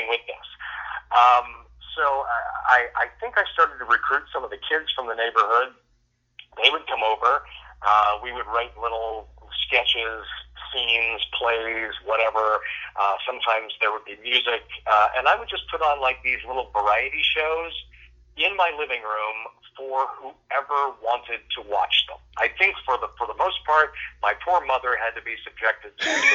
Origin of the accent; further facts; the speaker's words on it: Fort Lauderdale, Florida, United States; I was born in Fort Lauderdale in Broward General Hospital